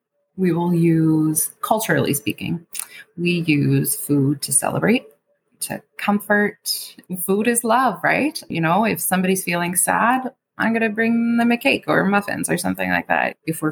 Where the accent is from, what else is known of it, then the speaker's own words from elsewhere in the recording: Queens, New York, United States; Now, I grew up in Queens County, and I know not everybody has those resources.